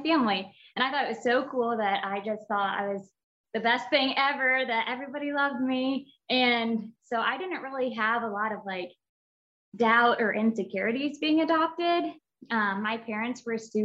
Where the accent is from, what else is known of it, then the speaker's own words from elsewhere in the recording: Indiana, United States; I was born and raised in Indiana, and I grew up with my mom and my dad and my sister